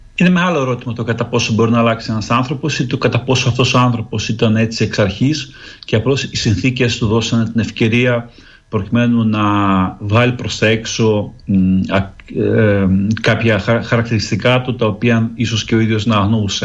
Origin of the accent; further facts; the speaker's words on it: Greece; now in Ukraine; ως Έλληνας που ζει στην Ουκρανία